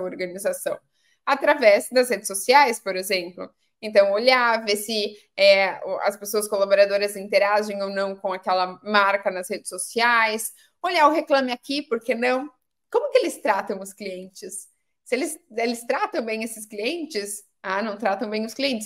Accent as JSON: {"language": "Portuguese", "town": "Pedreira", "region": "São Paulo", "country": "Brazil", "said": "eu sou do, de uma cidade do interior de São Paulo, uma cidade chamada Pedreira"}